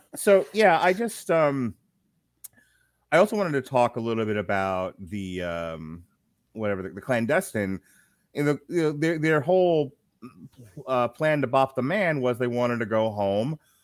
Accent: United States; as Americans, being American Americans

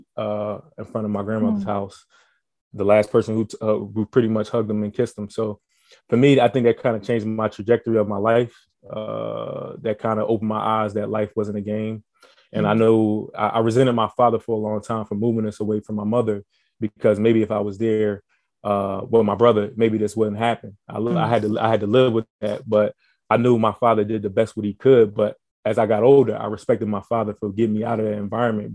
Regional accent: Philadelphia, Pennsylvania, United States; growing up in Philadelphia

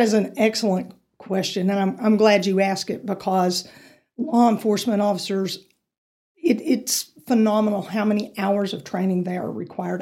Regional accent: Amarillo, Texas, United States; I was raised in Amarillo, so I've been here, you know, my entire life. I grew up on the north side of Amarillo

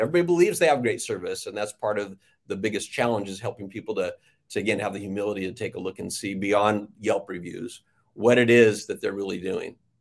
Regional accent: Riverside, California, United States; I was born in Riverside, California, and didn't wander far from, uh, Riverside.

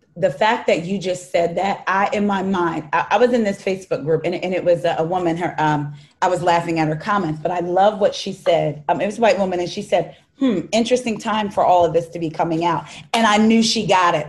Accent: New Jersey, United States; I'm from South Jersey

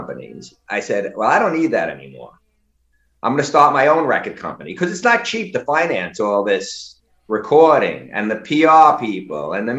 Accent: New York City, New York, United States; I was growing up in Brooklyn

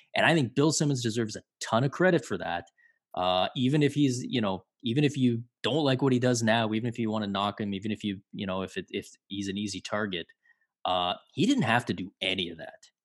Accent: Toronto, Ontario, Canada; I grew up in Toronto, in the eighties and early nineties

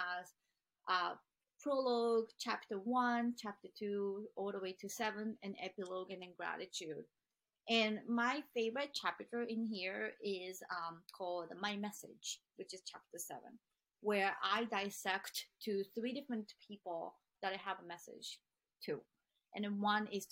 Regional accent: Japan; moved away; also born or lived in Boston; where I grew up in Japan

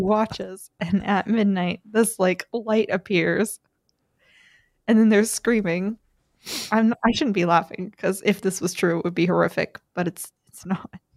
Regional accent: Maine, United States; I grew up in Maine, where there's lots of bears.

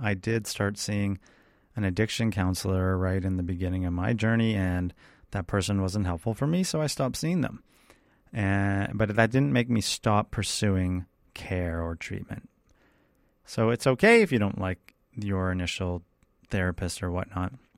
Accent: Canada; I come from Canada.

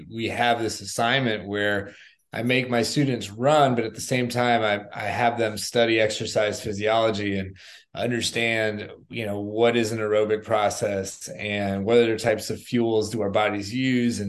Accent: South Florida, United States; I grew up in South Florida

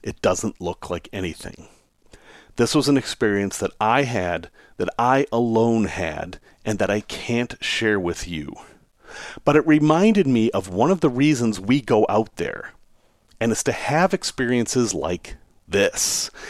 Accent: Salem, Massachusetts, United States; I grew up in Salem, Mass, which isn't that far away

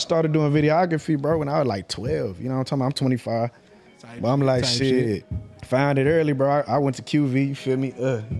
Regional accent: Missouri City, Texas, United States; I'm from Mo City, like I said already.

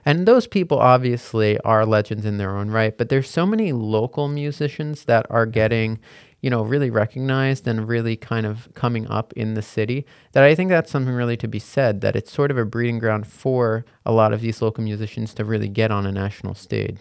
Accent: West Long Branch, New Jersey, United States; also born or lived in Hoboken, New Jersey; I grew up in West Long Branch, so very nearby. So, I'm a Jersey boy through and through. Born and bred

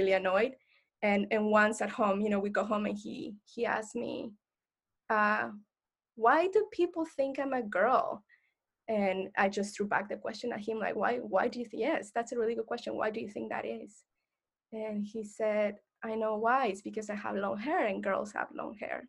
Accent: Mexico; moved away; I identify as Mexican, Latinx, and I grew up in Mexico, in an educational Mexican system

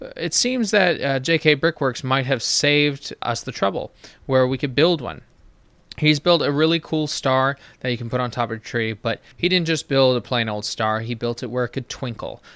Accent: United States; being an American

